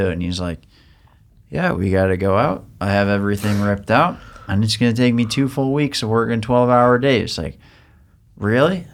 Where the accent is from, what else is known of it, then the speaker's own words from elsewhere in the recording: Long Island, New York, United States; growing up on Long Island